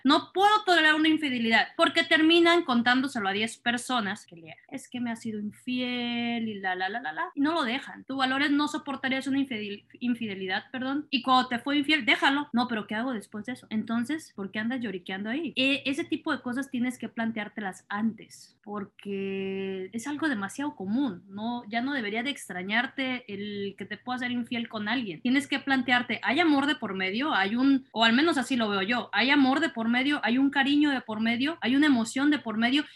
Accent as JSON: {"language": "Spanish", "town": "Culiacán", "region": "Sinaloa", "country": "Mexico", "said": "Culichis se les llama a quienes somos de Culiacán"}